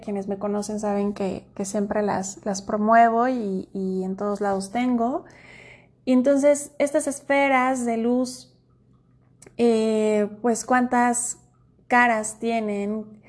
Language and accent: Spanish; Mexico; en mi país, eh, que es México